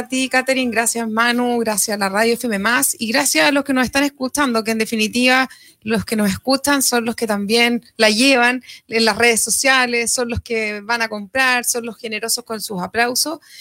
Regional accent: Maule, Chile; entre los propios maulinos

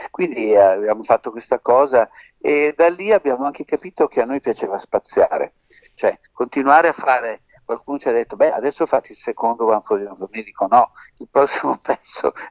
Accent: Sicily, Italy; Dico, guarda, noi siamo siciliani e eh, siamo vicini.

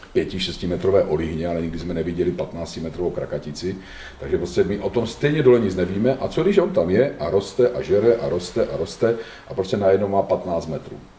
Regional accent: Czechia; my máme jako Češi

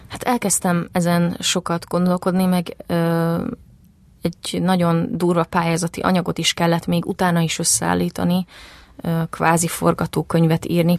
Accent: Zalaegerszeg, Zala, Hungary; moved away as an adult; also born or lived in Szabolcs County; now in Budapest, Hungary; az Alágerszegen nőttem föl

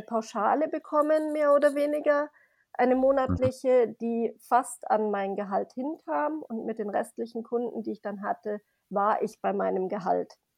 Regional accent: Grasbrunn, Bavaria, Germany; komme aus Grasbrunn bei München

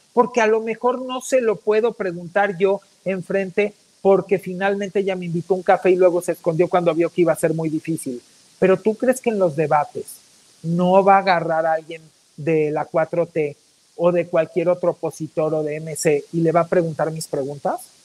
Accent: Mexico

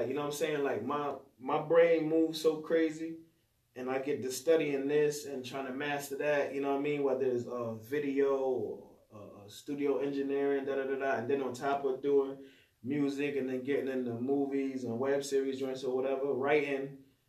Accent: Atlanta, Georgia, United States; Oh, I'm from Atlanta, man. I used to wear the Gucci hat.

